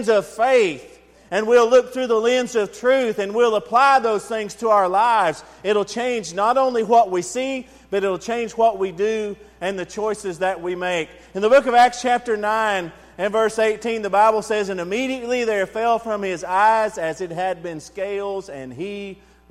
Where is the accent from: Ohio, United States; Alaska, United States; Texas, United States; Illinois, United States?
Texas, United States; I'm an American. I'm a Texan